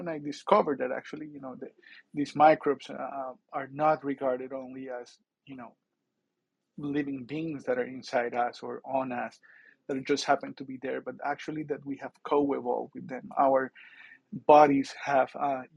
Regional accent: near Bogota, Bogotá Capital District, Colombia; moved away; I grew up near Bogota in a farm.

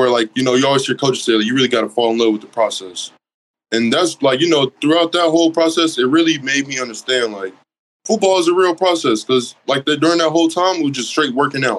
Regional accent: Oklahoma, United States; also born or lived in Independence, Kansas; I'm from Oklahoma

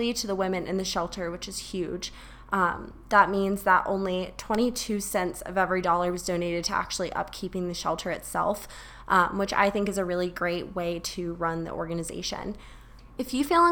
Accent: Charleston, South Carolina, United States; my hometown of Charleston, South Carolina

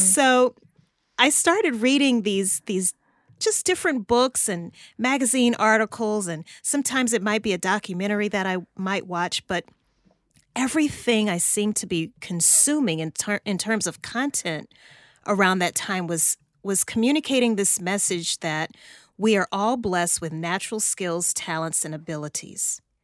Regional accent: Louisiana, United States; moved away as an adult; also born or lived in New Orleans, Louisiana; now in Atlanta, United States; I'm from Louisiana originally

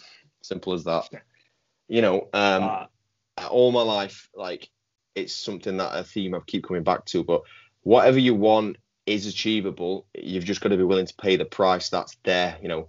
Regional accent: Northern England, United Kingdom; You know, as a Northerner, I've never voted Conservative, and they're going further right.

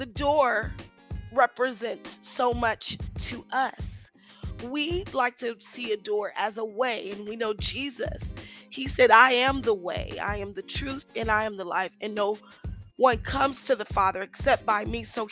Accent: Richmond, California, United States; I grew up in Richmond, California

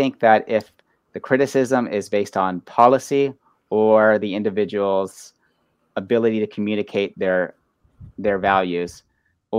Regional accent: Pinellas County, Florida, United States; I grew up in Pinellas County, so I'm very familiar with the area.

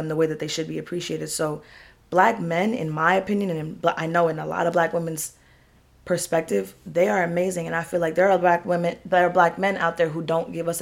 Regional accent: New York, United States; we're from New York, so I'm trained to be hard

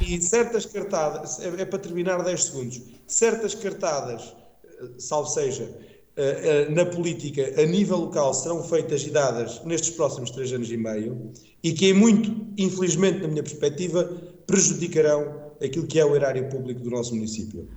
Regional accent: Calvão, Aveiro District, Portugal; eu venho sempre com muito gosto para a minha terra, até porque a minha terra, bem sabido, Calvão é capital

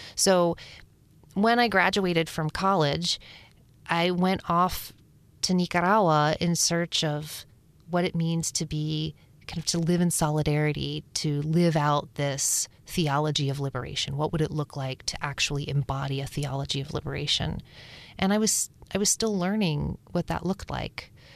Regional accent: Upper Appalachia, United States; We grew up in Upper Appalachia, up south

